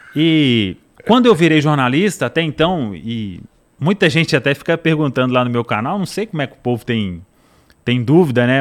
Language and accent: Portuguese; Araçaí, Minas Gerais, Brazil; also born or lived in Belo Horizonte / Cordisburgo; Eu, eu cresci no interior e eu nasci, vim em Belo Horizonte para nascer, né? Meus pais escolheram lá, a cidade chama Araçaí.